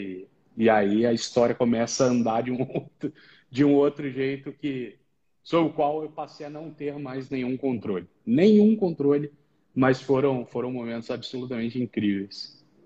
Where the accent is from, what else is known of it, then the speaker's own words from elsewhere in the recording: Rio de Janeiro, Brazil; moved away as an adult; now in São Paulo, Brazil; sou carioca de nascimento, tenho orgulho, não escondo